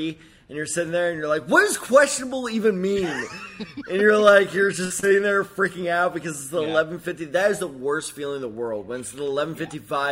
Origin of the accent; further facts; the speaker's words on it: St. Louis, Missouri, United States; I'm from St. Louis.